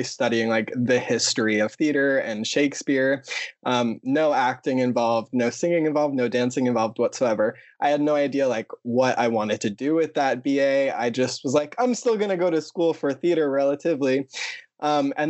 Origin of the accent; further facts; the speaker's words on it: Long Island, New York, United States; also born or lived in Ridgewood, Queens, New York; I'm from Long Island